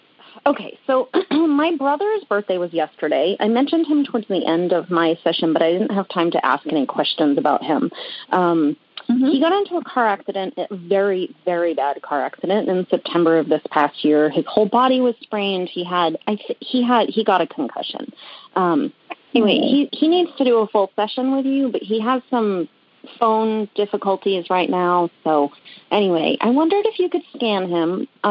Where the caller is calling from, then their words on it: Rhode Island, United States; I'm calling from Rhode Island.